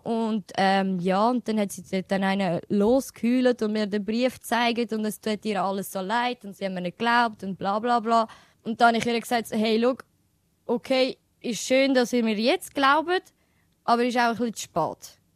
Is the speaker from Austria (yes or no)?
no; Switzerland; Ich sehe mich schon als Albanerin, aber ich bin offen und ehrlich, ich, ich, ich fühle mich mehr als eine Schweizerin. Ja. Aber auch durch das, dass ich halt da geboren bin und aufgewachsen bin